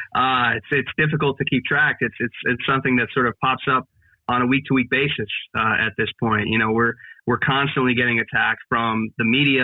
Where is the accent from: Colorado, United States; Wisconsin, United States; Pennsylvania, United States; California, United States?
Pennsylvania, United States; here in Pennsylvania, and that's that's my home state